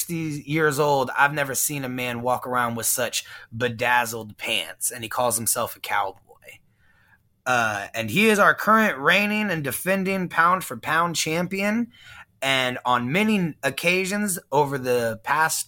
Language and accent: English; San Antonio, Texas, United States; also born or lived in Houston, Texas; born in Houston and then raised in San Antonio